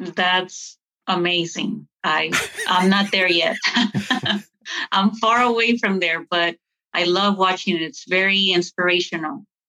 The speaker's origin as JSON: {"language": "English", "town": "Lynwood", "region": "California", "country": "United States", "tie": "born or raised there", "also_born_or_lived": "Lawrenceville, Georgia / Duluth", "moved": "yes", "said": "where I grew up, I grew up in California in the hood"}